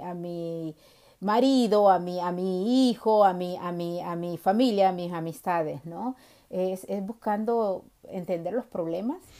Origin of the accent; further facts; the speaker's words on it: Honduras; now in United States; nací en Honduras, eh, pero he vivido en las dos costas de, Estados Unidos